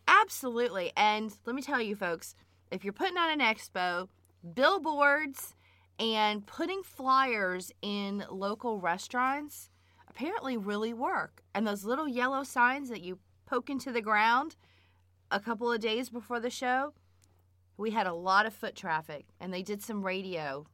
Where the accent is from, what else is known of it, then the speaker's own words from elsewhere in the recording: South Florida, United States; I grew up in South Florida without air conditioning